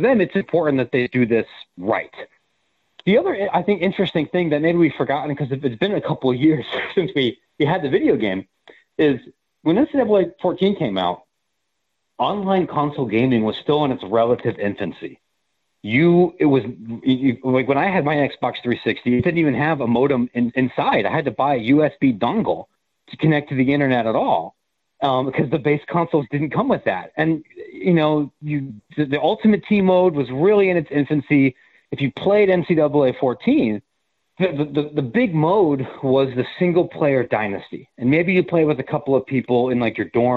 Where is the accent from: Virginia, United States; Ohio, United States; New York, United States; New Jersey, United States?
Ohio, United States; Columbus; I grew up in Columbus